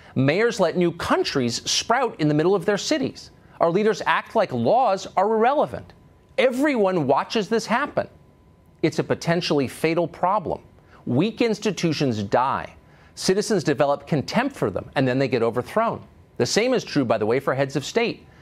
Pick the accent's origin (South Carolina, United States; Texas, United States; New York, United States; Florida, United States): New York, United States; New York City; I was from Manhattan, from New York